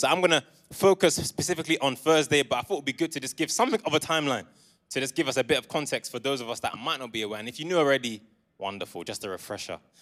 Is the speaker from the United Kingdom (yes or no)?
yes; Essex and London, East of England, United Kingdom; moved away as an adult; now in Coventry, United Kingdom; I was raised in Essex and in London, but I came here for uni in twenty fourteen and I've been here since